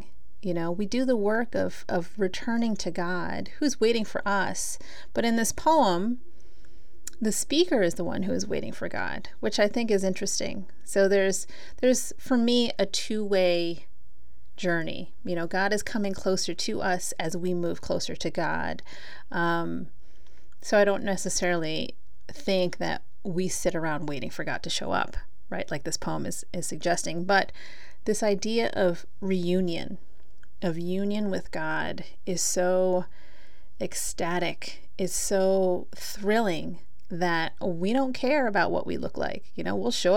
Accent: Philippines; I'm Filipina

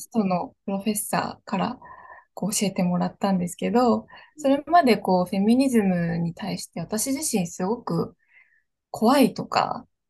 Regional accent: Japan; 日本っていうリッチなこう文化とか伝統があるっていう、せっかくのそういう環境の中で、だからこそ、そういうところで育ってきた

